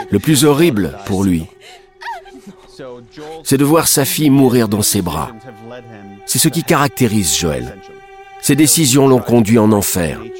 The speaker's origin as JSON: {"language": "French", "country": "Israel", "said": "Si je peux me permettre une petite digression, je suis originaire d'Israël et je m'intéresse à la politique du pays."}